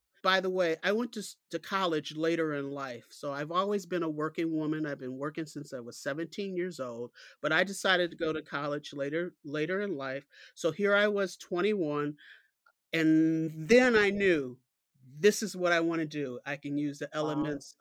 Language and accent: English; Detroit, Michigan, United States; I grew up in the Midwest, Detroit, Michigan, to be exact